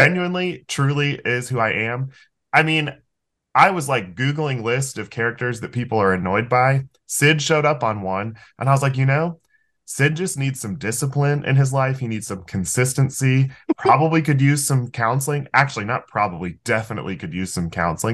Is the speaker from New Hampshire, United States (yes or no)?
no; Florida, United States; I'm from Florida